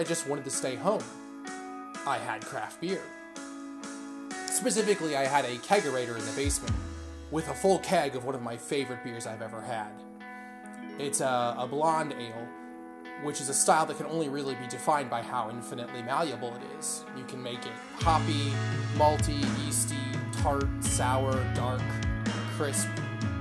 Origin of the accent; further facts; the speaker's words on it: St. Louis County, Missouri, United States; I was born in St. Louis County, but St. Louis City is my first love